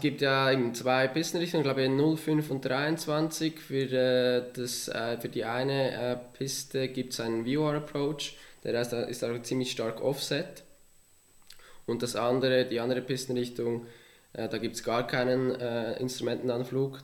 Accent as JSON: {"language": "German", "town": "Villmergen", "region": "Aargau", "country": "Switzerland", "tie": "born or raised there", "said": "ich komme ursprünglich aus dem Kanton Aargau in einem kleinen äh, Dorf namens Vilmergen aufgewachsen"}